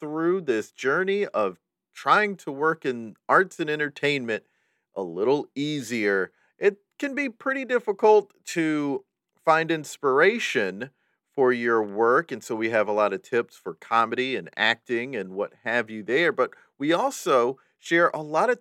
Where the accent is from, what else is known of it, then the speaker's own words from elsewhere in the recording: the Carolinas, United States; also born or lived in Raleigh, North Carolina; I'm from the Carolinas. I lived in Raleigh in the 80s and then South Carolina from 1990 on.